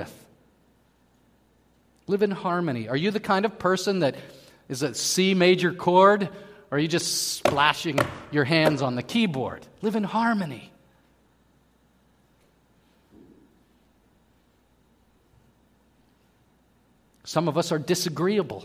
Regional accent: Pittsburgh, Pennsylvania, United States; moved away; I was from Pittsburgh

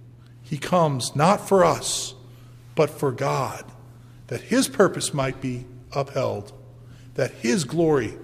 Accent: St. Louis, Missouri, United States; I'm from St. Louis, Missouri, and so I tell people I'm from St. Louis

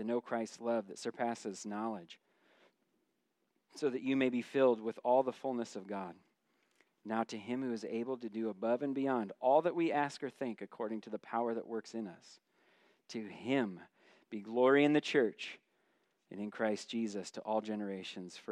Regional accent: United States; As an American citizen

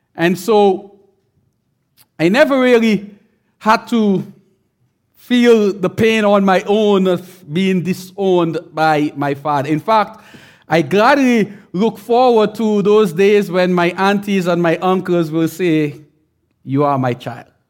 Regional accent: St. Vincent & Grenadines; I'm from the island. I'm from Saint Vincent.

